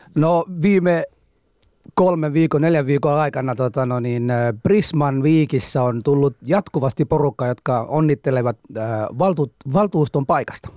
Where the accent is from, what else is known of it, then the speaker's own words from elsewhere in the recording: Mogadishu, Banadir, Somalia; Finnish is a second language; now in Finland; Mogadishussa kyllä synnyin silloin ja elänyt siellä, kunnes sitten se sota alkoi